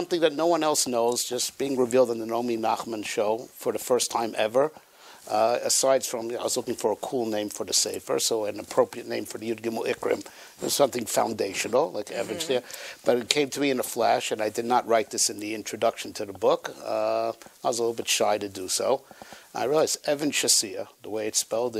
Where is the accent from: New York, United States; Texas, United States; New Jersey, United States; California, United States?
New York, United States; West Hempstead; I grew up in West Hempstead.